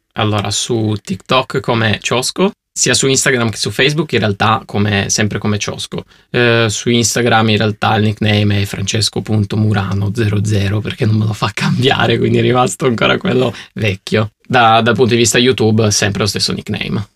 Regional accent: Turin, Piedmont, Italy; io sono di Torino

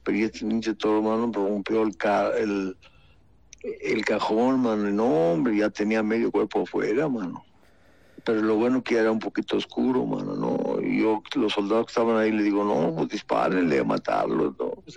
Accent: Mexico; somos mexicanos

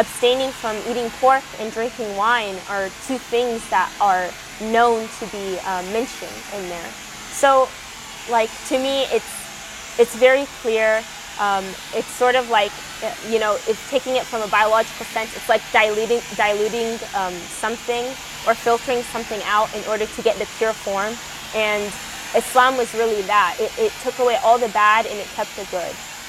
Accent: Texas, United States; I was born and raised in Texas.

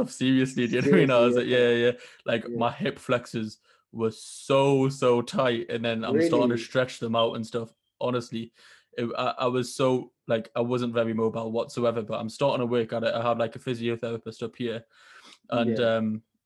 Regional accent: Newcastle upon Tyne, North East England, United Kingdom; accent: Geordie; I was born like 30 seconds away from St. James's Park. There's a hospital right next to St. James's Park called the RVI. It's like the biggest hospital in Newcastle

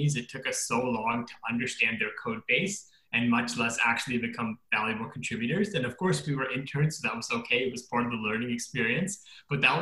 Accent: Fremont, California, United States; also born or lived in India / Philadelphia, Pennsylvania; I was born in India, but moved to the Bay Area when I was one. So pretty much grown up in California.

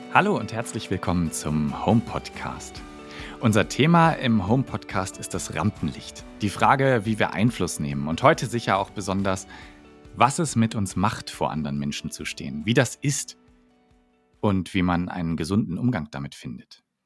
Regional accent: Northern Germany, Germany; ich komme ja tatsächlich aus dem Norden, also noch viel weiter ja. nördlich als äh, Münster.

